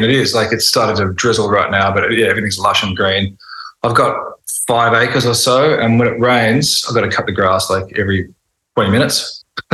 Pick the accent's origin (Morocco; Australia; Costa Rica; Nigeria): Australia; Sydney, New South Wales; moved away as an adult; also born or lived in North Coast, New South Wales; I'm from Sydney originally, but I was back there for a spell recently. Yeah, it's a big city. It's pretty dull.